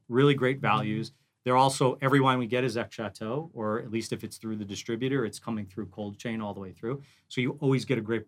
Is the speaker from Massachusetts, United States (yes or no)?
no; New York, United States; now in Phoenix, United States; I'm not from here. I'm from New York.